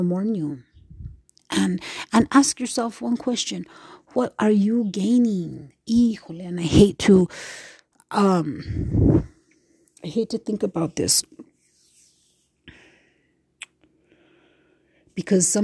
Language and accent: English; United States; I am Native American, and I was raised off of the reservation, away from any type of tradition.